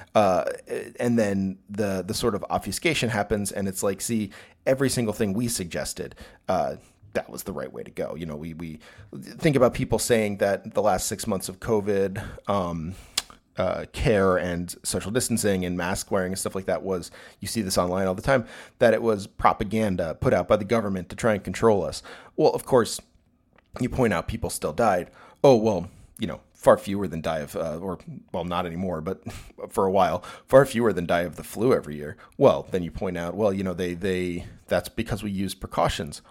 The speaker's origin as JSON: {"language": "English", "country": "United States", "said": "I'm an American, uh, heterosexual, uh, cis-sexual male"}